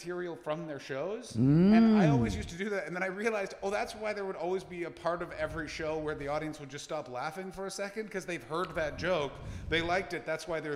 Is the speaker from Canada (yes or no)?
yes; Canada; I'm Canadian